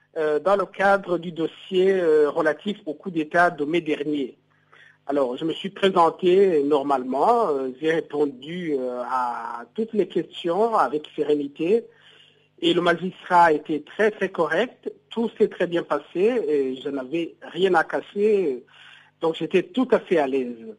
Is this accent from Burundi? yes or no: yes; Burundi